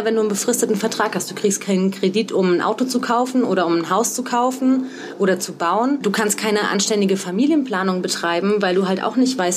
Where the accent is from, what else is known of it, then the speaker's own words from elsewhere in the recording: Saarland, Germany; Also ich komme ja aus dem Saarland da gibt es ein Wort, das heißt krumpelig